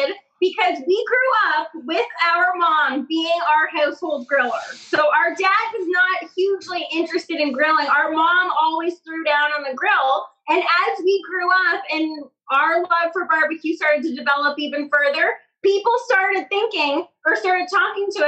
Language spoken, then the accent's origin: English; Canada; we're Canadian